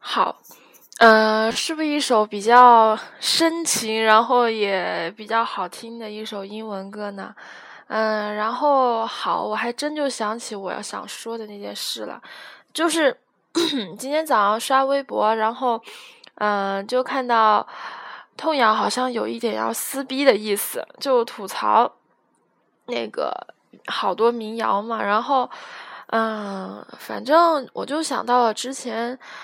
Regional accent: Guiyang, Guizhou, China; 我贵阳人

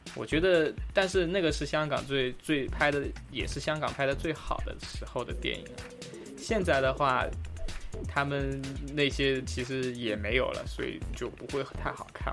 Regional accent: Hangzhou, Zhejiang, China; accent: Hangzhou accent; 我说的是正宗的杭州腔

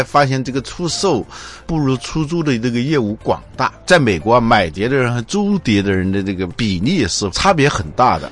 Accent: China; 我们中国人呢，是没怎么感受到录像带的

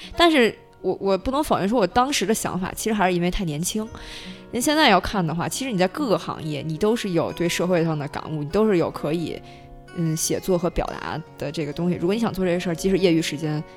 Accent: Beijing, China; 因为我是北京的

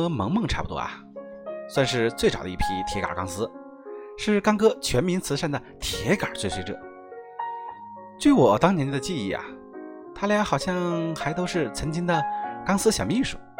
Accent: Shandong, China; 可惜横渠先生不是我们山东人。

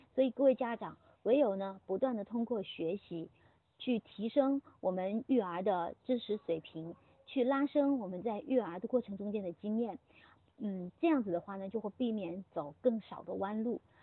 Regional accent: China; 在我们中国现有的社会

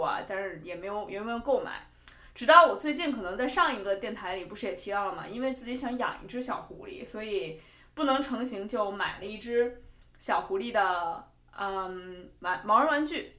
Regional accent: Beijing, China; moved away as an adult; also born or lived in Italy / France; 虽然我是在北京长大的，但是我其实对北京没有非常强烈的归属感

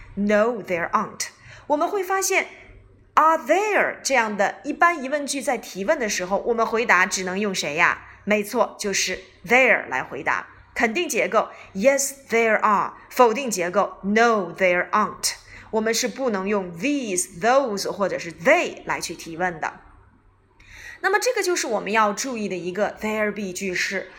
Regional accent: China; 我们中国人

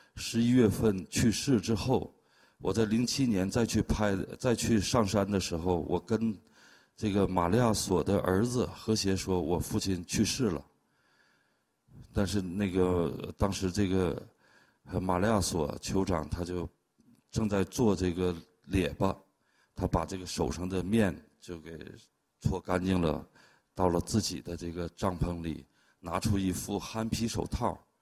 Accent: China; moved away as an adult; also born or lived in Harbin; 等到了十八岁的时候，我就离开了大兴安岭，离开了家，去了哈尔滨去学画儿

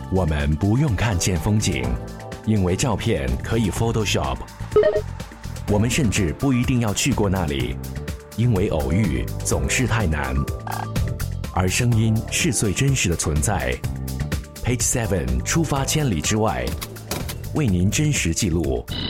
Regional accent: China; 我们来自中国

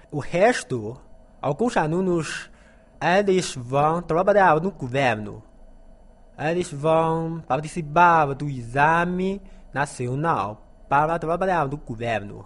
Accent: Taiyuan, Shanxi, China; Portuguese is a second language; moved away as an adult; now in Lanzhou, China; Eu vou trabalhar no governo, como funcionário público, na minha terra natal, claro. A província de Shanxi, ah, na cidade de Taiyuan

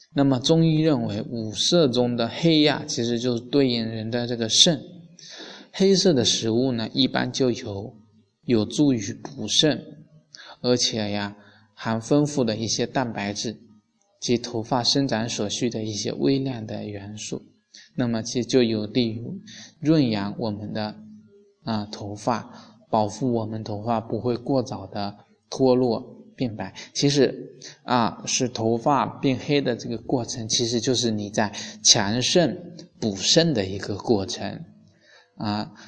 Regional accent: China; 我们中国人

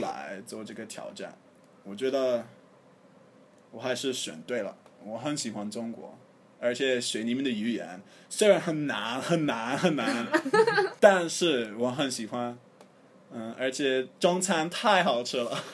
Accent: Berkeley, California, United States; Chinese is a second language; now in Chengdu, China; 我老家，就是在那个加州伯克利，伯克利

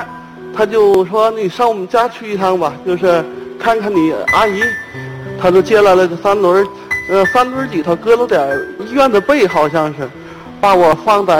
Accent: Tangshan, Hebei, China; 我来自河北省唐山市，

